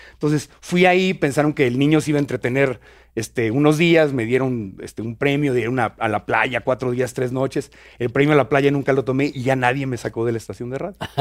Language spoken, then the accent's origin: Spanish; Tijuana, Baja California, Mexico; moved away as an adult; also born or lived in Mexico City / Ciudad Obregón, Sonora; nací en Tijuana, me trajeron a Ciudad de México y luego me regresé a Tijuana.